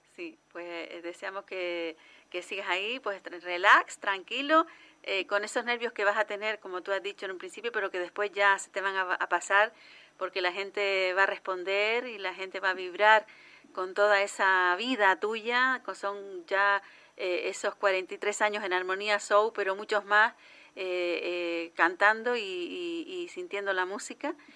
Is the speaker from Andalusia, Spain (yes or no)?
no; Canary Islands, Spain; lo que somos los canarios